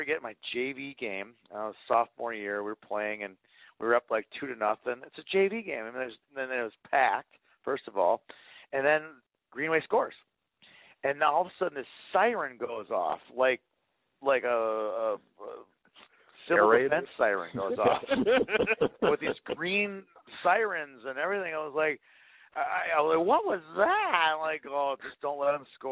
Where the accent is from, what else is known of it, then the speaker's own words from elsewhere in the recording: Minneapolis, Minnesota, United States; I'm a Minneapolis kid